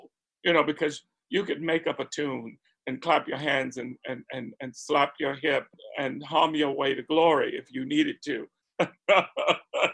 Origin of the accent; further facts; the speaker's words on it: Spartanburg, South Carolina, United States; I grew up in Spartanburg, South Carolina, already a transplant from the family's foundational birthplace, which was Charleston and Beaufort and the Gullah Islands